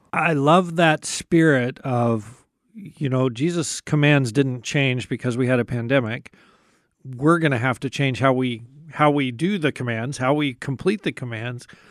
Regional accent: United States; For American Christians, and I include myself

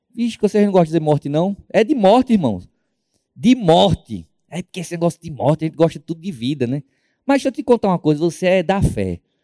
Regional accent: Northeast Region, Brazil; moved away as an adult; nós somos do Nordeste

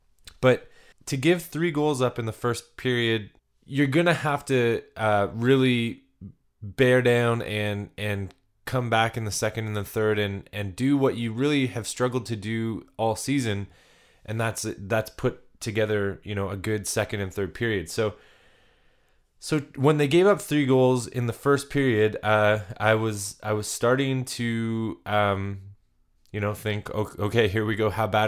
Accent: Canada; I'm a Canadian boy that, you know, I've ventured into the States, but I haven't made it to the Mile High City

